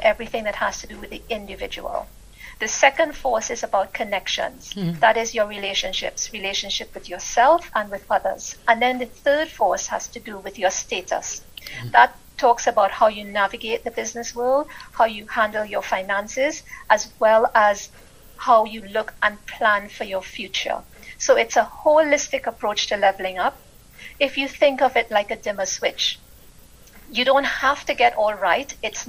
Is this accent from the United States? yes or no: no; Trinidad & Tobago; moved away as an adult; now in United Kingdom; I'm originally from the Caribbean, Trinidad to be exact, and I lived there. I was born there, and I lived there for most of my life.